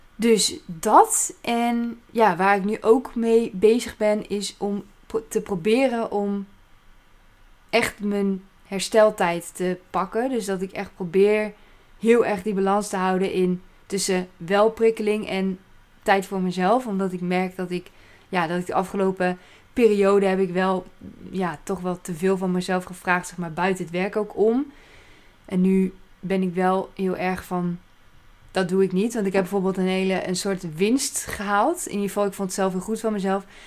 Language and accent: Dutch; Apeldoorn, Gelderland, Netherlands; moved away as an adult; now in Staphorst, Netherlands; En ik kom uit Apeldoorn, daar ben ik opgegroeid.